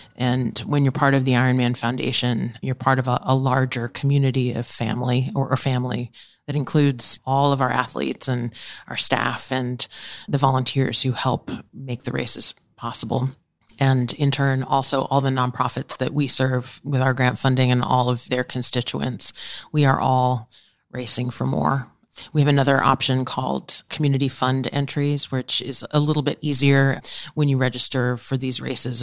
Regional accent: New York, United States; also born or lived in Delaware; I grew up in New York

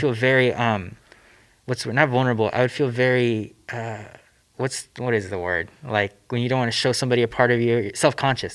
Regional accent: Southern California, United States; I grew up here in Southern California

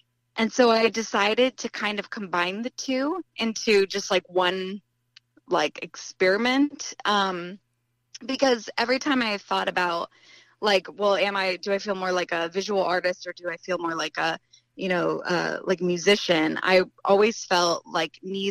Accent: Ohio, United States; also born or lived in Columbus, Ohio; I'm from Ohio

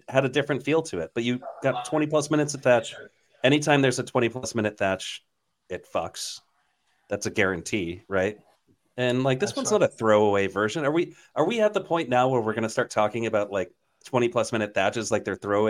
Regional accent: Connecticut, United States; I grew up in Connecticut.

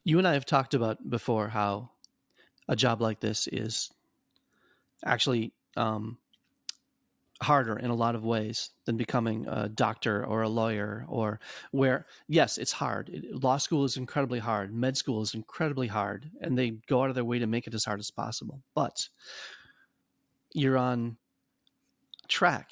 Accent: Madison, Wisconsin, United States; growing up in Madison

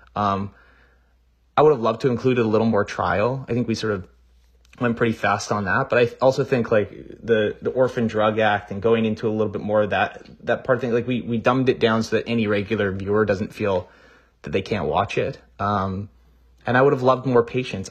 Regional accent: Canada; I'm also Canadian

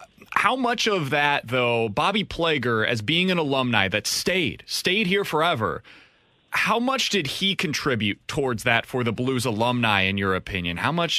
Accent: Kansas City, Missouri, United States; moved away as an adult; now in St. Louis, United States; I'm an outsider, right? I grew up in Kansas City. I moved here because I'm going to be married to a St. Louis girl.

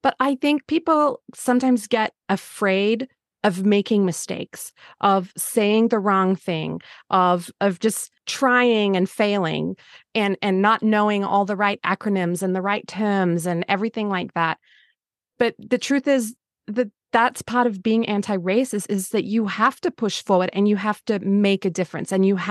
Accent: Australia; moved away; I grew up in Australia

